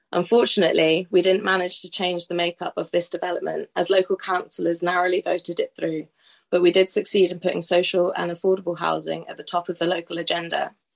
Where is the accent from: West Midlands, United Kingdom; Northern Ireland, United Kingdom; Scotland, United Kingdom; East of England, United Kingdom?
East of England, United Kingdom; Norwich; I'm from Norwich